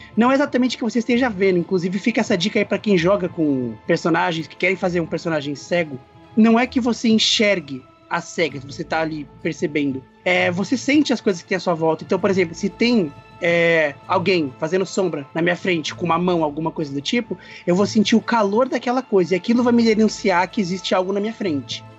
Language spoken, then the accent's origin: Portuguese; São Paulo, Brazil; Eu sou de São Paulo